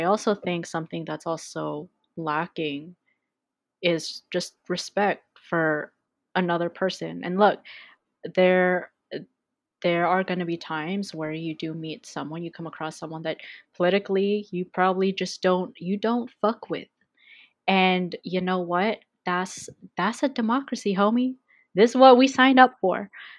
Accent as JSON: {"language": "English", "town": "Vancouver", "region": "British Columbia", "country": "Canada", "tie": "born or raised there", "said": "I was born and raised in Vancouver, BC. I grew up around the Mount Pleasant area my whole life."}